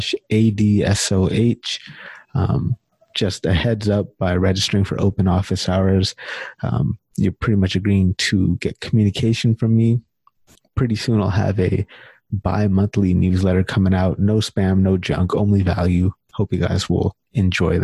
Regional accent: California, United States; now in Canada; I'm originally from California

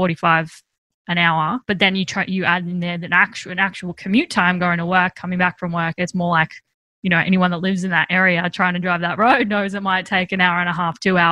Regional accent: Geelong, Victoria, Australia; I grew up in Geelong

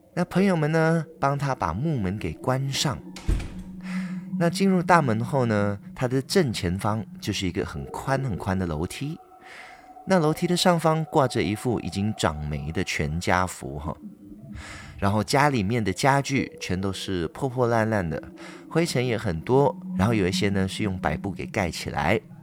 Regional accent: Ipoh, Perak, Malaysia; 在我的家乡怡保有一个运动公园，叫做 Polo Ground

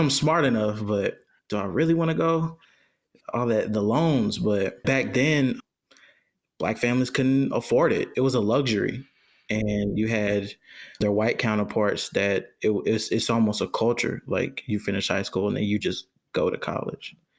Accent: Jonesboro, Georgia, United States; also born or lived in Riverdale, Georgia; I'm from, I'm from Georgia. I, uh, I was raised, I was born in Riverdale, raised in Jonesboro, which is right down the street

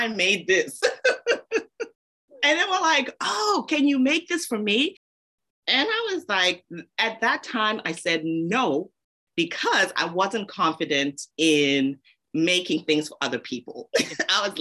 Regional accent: Zambia; moved away; also born or lived in United Kingdom / North America; Moved back to Zambia. I'm originally from Zambia. So we moved back to Zambia

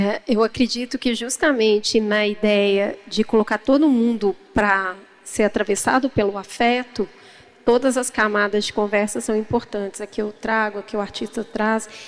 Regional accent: Brazil; Enquanto brasileiros

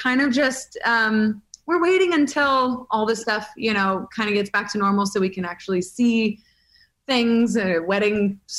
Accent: Fallbrook and Los Angeles, California, United States; I grew up in LA and in Fallbrook, so I was back and forth my whole life. And then, yeah, so I'm obviously in LA now

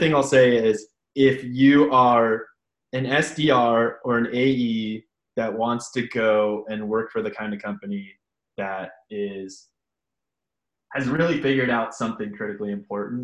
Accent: San Francisco, California, United States; I grew up in San Francisco, though, and had a single mom

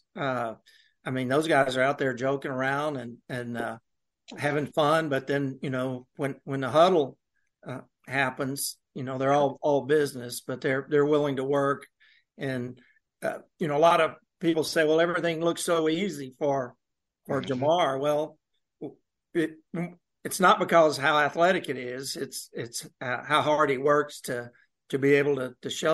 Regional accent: Mississippi, United States; moved away; I grew up in Mississippi

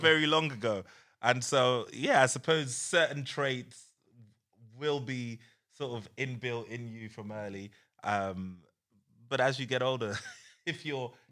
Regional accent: Croydon, London, United Kingdom; growing up in Croydon

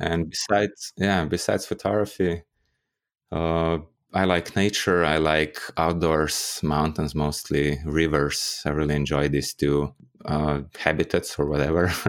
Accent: Ljubljana, Slovenia; in Ljubljana, my hometown

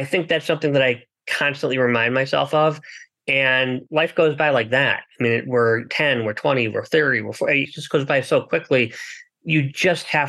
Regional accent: United States; I was born in the United States.

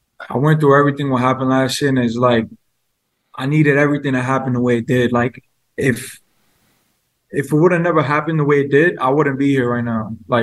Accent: New York, United States; I'm from New York, I'm 26

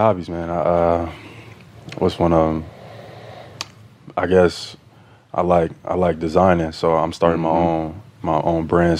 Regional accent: Atlanta, Georgia, United States; I'm from Atlanta.

